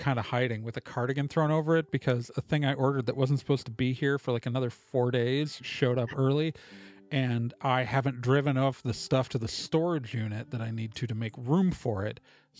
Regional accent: Chicago, Illinois, United States; born there; Oh, we're Chicago. I was born in Chicago.

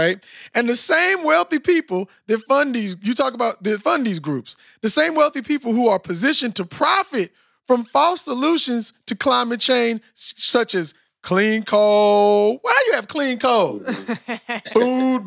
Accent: Austin, Texas, United States; I'm from Austin

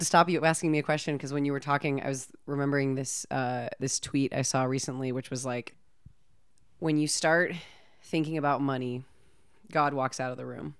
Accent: California, United States; I grew up in California

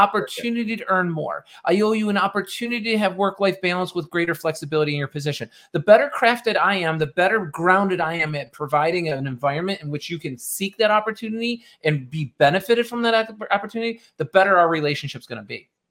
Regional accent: Rochester, New York, United States; I'm originally from Rochester, New York, outside Rochester in the suburbs

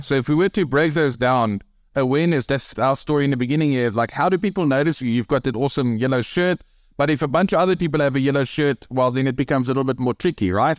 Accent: South Africa; accent: South African; I'm from Africa

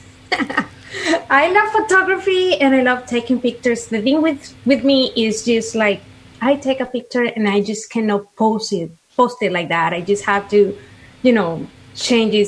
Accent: Venezuela; moved away as an adult; now in Orlando, United States; I'm from Venezuela

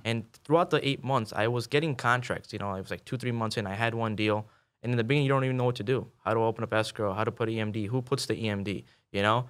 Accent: Chicago, Illinois, United States; moved away as an adult; also born or lived in Kansas City, Missouri; I'm born and raised in Chicago

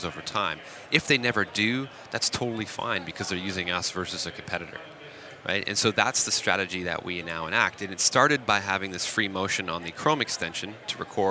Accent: Waterloo, Ontario, Canada; in my hometown called BlackBerry

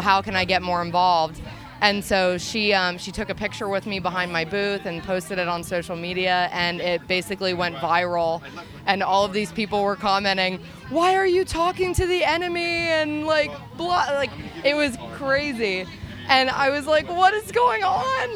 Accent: Reading, Pennsylvania, United States; we're from the Reading, Pennsylvania area

